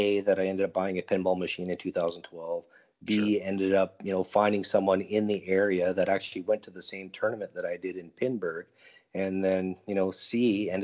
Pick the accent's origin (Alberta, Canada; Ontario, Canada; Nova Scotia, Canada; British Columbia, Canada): Alberta, Canada; Edmonton; I'm from Edmonton, Alberta, Canada.